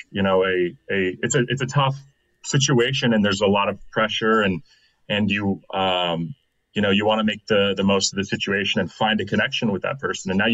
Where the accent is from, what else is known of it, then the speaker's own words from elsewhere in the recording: Anaheim, California, United States; now in Austin, United States; I'm originally from California, Anaheim Hills